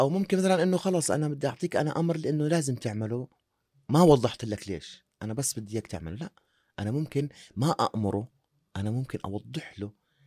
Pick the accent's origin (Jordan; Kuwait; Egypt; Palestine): Jordan; احنا بنحكيها عندنا بالاردن